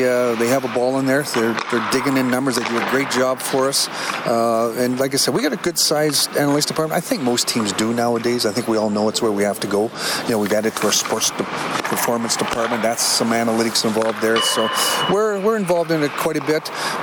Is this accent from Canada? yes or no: yes; Hanna, Alberta, Canada; also born or lived in Winnipeg / Vancouver / Calgary; now in Dallas, United States; I'm a Canadian, I'm just from down the road here in Hanna